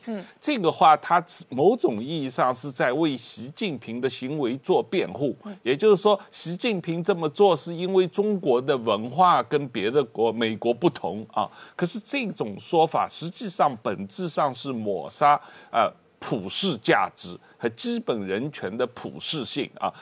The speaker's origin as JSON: {"language": "Chinese", "country": "Taiwan", "said": "让我们台湾人民一直不断地有一个担心的地方"}